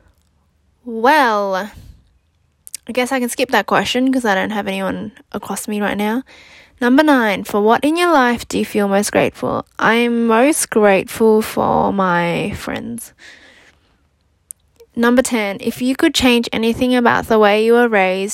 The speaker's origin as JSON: {"language": "English", "town": "Sydney", "region": "New South Wales", "country": "Australia", "tie": "born or raised there", "also_born_or_lived": "New Zealand", "said": "I was born in New Zealand and raised in Australia. I went to primary and high school and uni in Australia, in Sydney"}